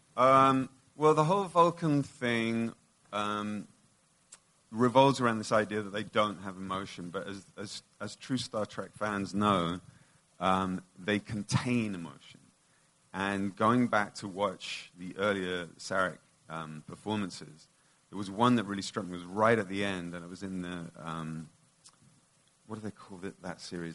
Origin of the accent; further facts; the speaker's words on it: United Kingdom; being British